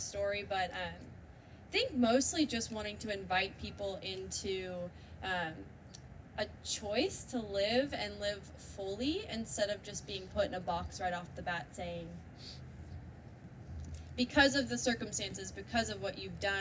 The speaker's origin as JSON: {"language": "English", "town": "Santa Cruz", "region": "California", "country": "United States", "tie": "born or raised there", "said": "I grew up in Santa Cruz, California"}